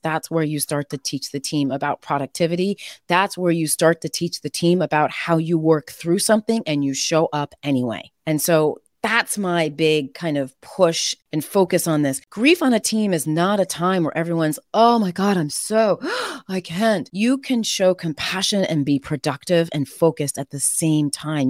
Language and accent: English; Connecticut, United States; also born or lived in Boston; Connecticut, from New England